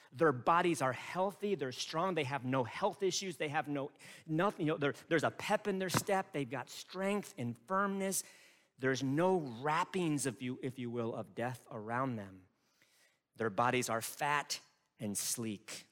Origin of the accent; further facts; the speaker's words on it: United States; also born or lived in Chicago / Detroit; as an American people